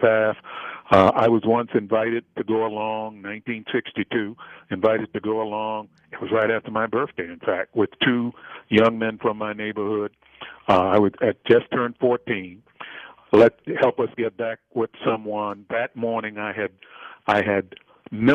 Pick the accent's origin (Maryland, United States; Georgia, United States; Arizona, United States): Maryland, United States; Baltimore; I grew up in Freddie Gray's neighborhood, and for those who may not recognize that, that's the neighborhood in Baltimore, Maryland